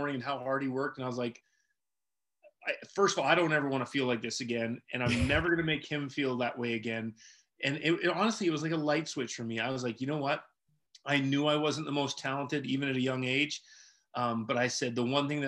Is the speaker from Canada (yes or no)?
yes; Vancouver Island, Western Canada, British Columbia, Canada; moved away as an adult; also born or lived in Dartmouth; now in North Carolina, United States; I grew up in Western Canada on Vancouver Island